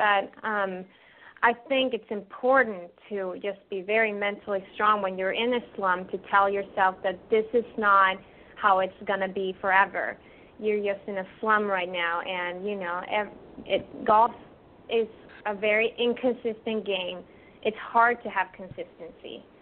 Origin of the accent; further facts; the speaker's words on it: Sweden; moved away; We grew up together in Sweden.